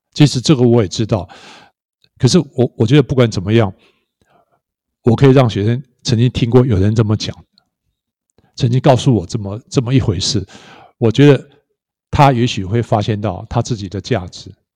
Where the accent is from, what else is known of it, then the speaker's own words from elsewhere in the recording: Hualien County, Taiwan; moved away as an adult; also born or lived in Taoyuan; 我住在花莲，我为什么不回来花莲这样子？所以我，我在六年后我就回来花莲，花莲女中的美术班